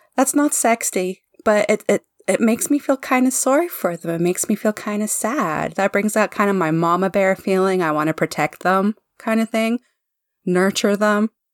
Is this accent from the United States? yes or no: no; Canada; I'm a Canadian living in Canada